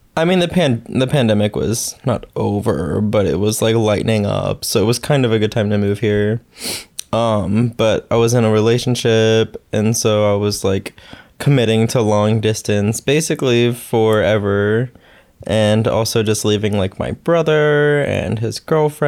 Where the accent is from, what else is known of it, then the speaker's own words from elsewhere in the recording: outside Pittsburgh, Pennsylvania, United States; moved away as an adult; now in New York, United States; I grew up in Pittsburgh, Pennsylvania, more specifically outside of Pittsburgh, in a little rural town